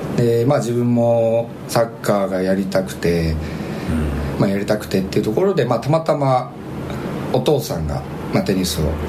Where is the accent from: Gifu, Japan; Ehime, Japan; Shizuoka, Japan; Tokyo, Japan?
Shizuoka, Japan; 出身は静岡県